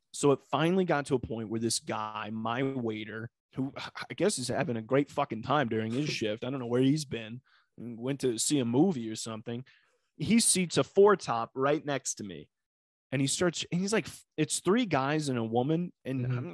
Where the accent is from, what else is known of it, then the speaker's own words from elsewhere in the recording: Northwest Ohio, United States; moved away; I'm from Northwest Ohio. Going home this week